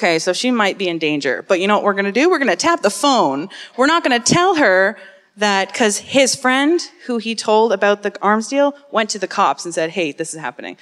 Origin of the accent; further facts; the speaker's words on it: Burlington, Ontario, Canada; I'm from Burlington